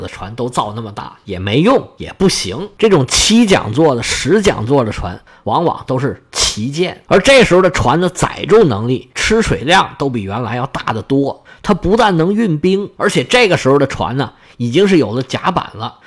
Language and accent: Chinese; China